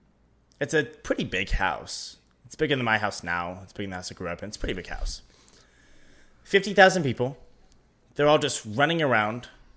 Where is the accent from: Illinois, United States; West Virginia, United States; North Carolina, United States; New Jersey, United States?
West Virginia, United States; When you say, I'm from West Virginia